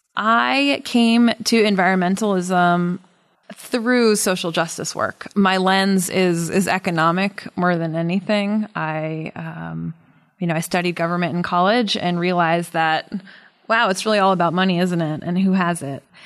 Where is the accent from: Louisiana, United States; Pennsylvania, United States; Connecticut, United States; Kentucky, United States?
Connecticut, United States; moved away as an adult; also born or lived in Washington, D.C. / Mexico City; I recently moved back to New England. I grew up in Connecticut